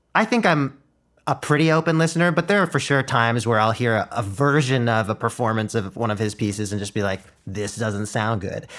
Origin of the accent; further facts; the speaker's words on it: Ottawa, Ontario, Canada; first language Mandarin; English is a second language; went to school in super white Ottawa